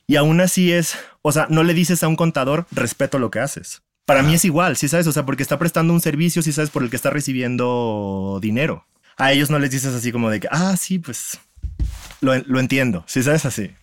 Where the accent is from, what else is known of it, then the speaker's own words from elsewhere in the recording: Guadalajara, Jalisco, Mexico; soy de Guadalajara, tengo 33 años